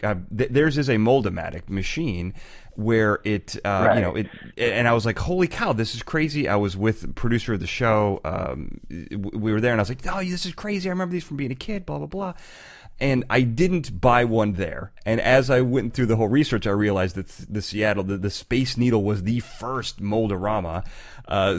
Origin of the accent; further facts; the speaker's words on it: Chicago, Illinois, United States; So I grew up in Chicago. I'm from Chicago